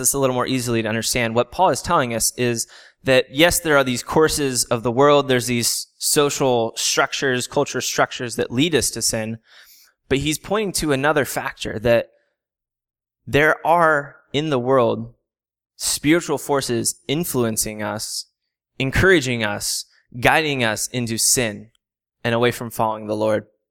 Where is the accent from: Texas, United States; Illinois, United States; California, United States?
California, United States; San Diego; I'm originally from San Diego, um, so I live ten minutes from the beach. A lot of my memories growing up come from the ocean